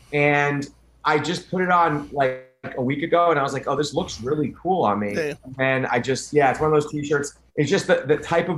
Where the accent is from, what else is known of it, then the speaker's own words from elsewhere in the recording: Westchester, New York, United States; Westchester, New York.